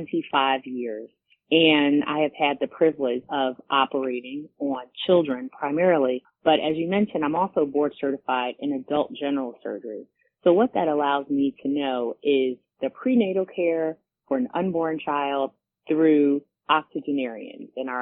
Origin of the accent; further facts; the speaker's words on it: Philadelphia, Pennsylvania, United States; also born or lived in Pittsburgh, Pennsylvania / Ohio / Erie, Pennsylvania; being a child born in an impoverished area of Philadelphia in North Philly and growing up in Germantown, being educated in the public school system